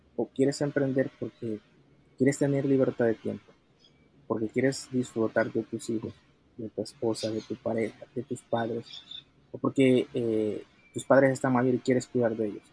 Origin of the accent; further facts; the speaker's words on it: El Salvador; soy originario de El Salvador